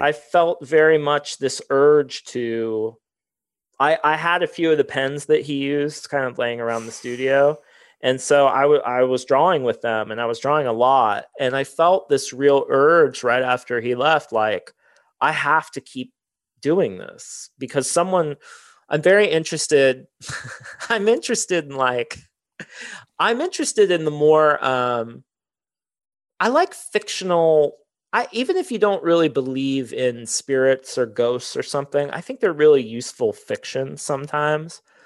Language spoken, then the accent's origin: English; Circleville, Ohio, United States; I grew up in Circleville, like, forty minutes